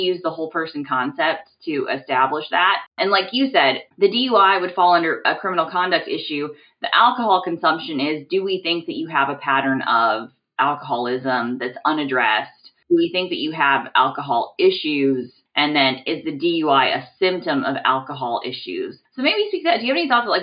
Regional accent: Midwest, United States; I'm from the Midwest

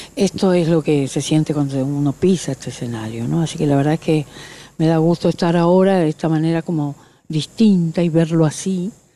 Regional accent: Corrientes, Argentina; moved away as an adult; esta es mi ciudad natal. Nací aquí y viví toda mi, mi infancia, mi adolescencia

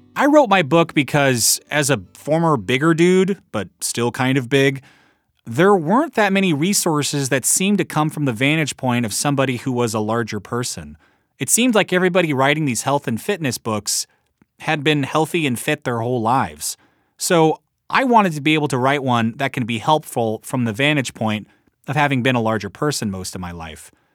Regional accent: Midwest, United States; I am from the Midwest

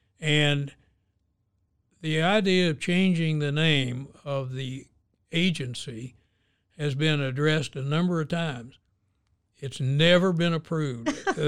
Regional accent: Oklahoma, United States; born there; I was born in Oklahoma, but I haven't gotten a check for an Indian nation yet.

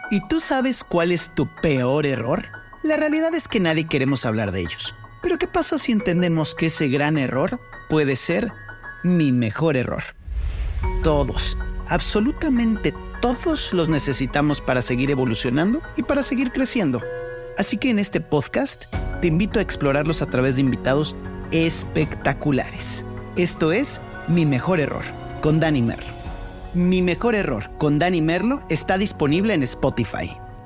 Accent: Venezuela; soy venezolana y creo en los pesebres

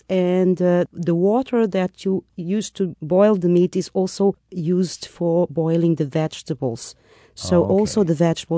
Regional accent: Lisbon, Portugal; the south, the main city, Lisbon.

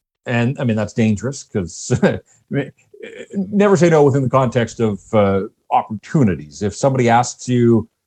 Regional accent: North Vancouver, British Columbia, Canada; I'm born and raised in North Vancouver, and so this is home for me

